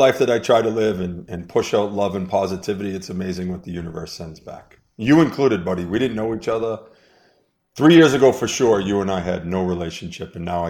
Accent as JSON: {"language": "English", "town": "Las Vegas", "region": "Nevada", "country": "United States", "tie": "born or raised there", "said": "And we are talking about that Vegas hosts games 1 and 2, 5 and 7 in my hometown of Las Vegas, Nevada."}